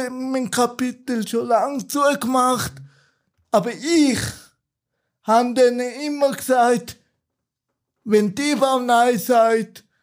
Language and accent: German; Turkey; ursprünglich bin ich ein Kurde aus der Türkei. Da macht ja auch vieles aus.